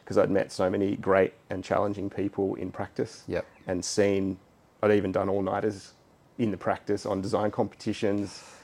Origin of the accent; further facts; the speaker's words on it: Sydney, New South Wales, Australia; I grew up in Hunters Hill okay. on the western shores of the harbour.